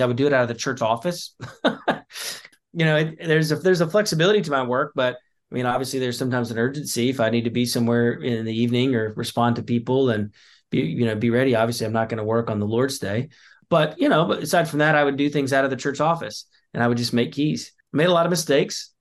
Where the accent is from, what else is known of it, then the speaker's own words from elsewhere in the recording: the Carolinas, the South, United States; moved away as an adult; now in Plymouth County, Massachusetts, United States; I grew up in the South in the Carolinas